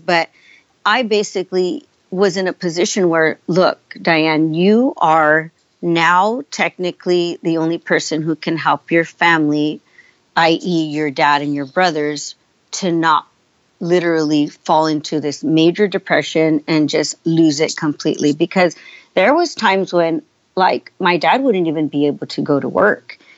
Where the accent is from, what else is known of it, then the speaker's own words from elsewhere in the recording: San Francisco, California, United States; also born or lived in San Jose, California; they came to this country, settled in San Francisco, and I grew up in San Francisco, then moved to San Jose, California